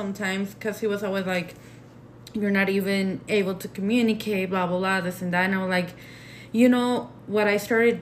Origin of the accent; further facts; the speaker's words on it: Mexico; accent: Mexican; first language Spanish; English is a second language; now in Denver, United States; I have a really Mexican accent